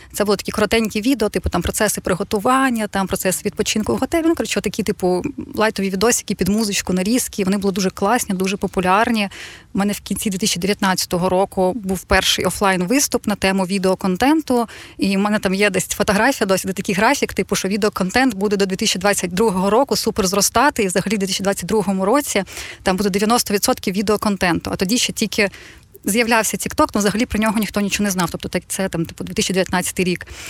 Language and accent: Ukrainian; Odesa, Odesa Oblast, Ukraine; Я жила в Одесі, я сама з Одеси